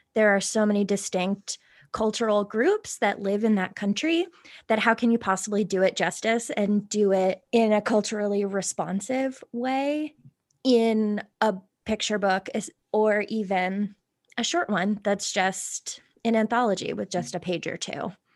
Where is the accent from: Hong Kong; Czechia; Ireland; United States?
Ireland; I am Irish